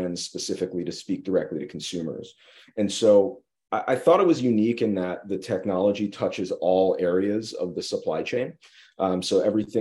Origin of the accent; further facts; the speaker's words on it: just outside of Saratoga, upstate New York, United States; moved away as an adult; also born or lived in Maryland / Miami; I'm from upstate New York, just outside of Saratoga